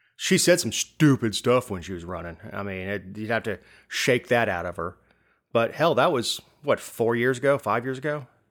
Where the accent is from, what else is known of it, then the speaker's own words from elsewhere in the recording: Florida, United States; moved away as an adult; now in Georgia, United States; I'm from Florida.